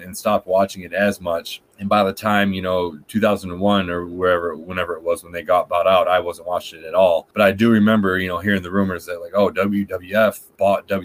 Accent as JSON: {"language": "English", "town": "Lansing", "region": "Michigan", "country": "United States", "tie": "born or raised there", "said": "I grew up in Lansing, Michigan"}